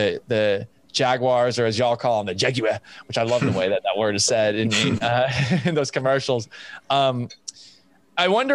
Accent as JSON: {"language": "English", "region": "Massachusetts", "country": "United States", "tie": "born or raised there", "also_born_or_lived": "Houston", "moved": "yes", "said": "growing up in Massachusetts"}